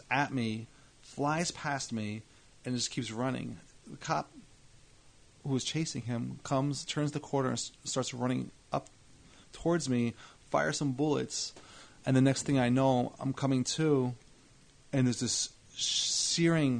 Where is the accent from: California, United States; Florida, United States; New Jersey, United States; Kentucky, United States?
New Jersey, United States; Edison; also born or lived in Scotch Plains; I was in Scotch Plains until I was six. My family moved to Edison. So from when I was seven until 18